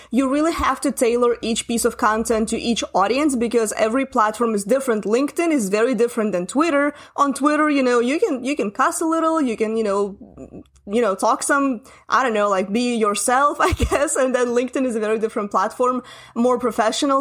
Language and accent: English; Russia; English is a second language; I'm Russian. English is not my first language